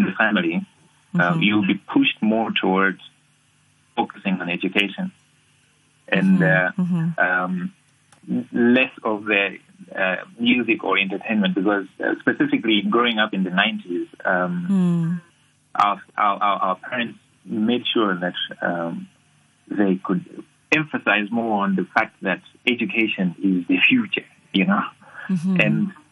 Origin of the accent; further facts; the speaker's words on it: Malawi; As a kid growing up in Africa, specifically Malawi